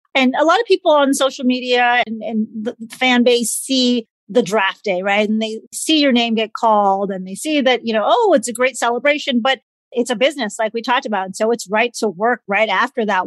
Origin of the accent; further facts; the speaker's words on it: Midwest, United States; also born or lived in Southern California; I grew up in the Midwest, but I also lived out in Southern California, went to school out in, in LA area.